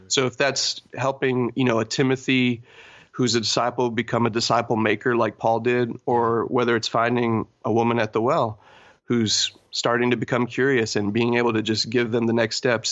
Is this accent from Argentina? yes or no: yes; Argentina; also born or lived in Texas / Poland; now in Toronto, Canada; I was born in Argentina.